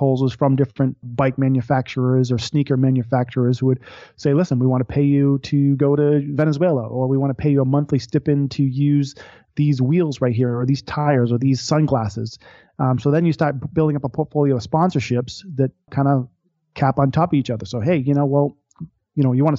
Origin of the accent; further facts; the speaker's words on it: Boston, Massachusetts, United States; I grew up watching the Boston Red Sox. I'm from Boston, Massachusetts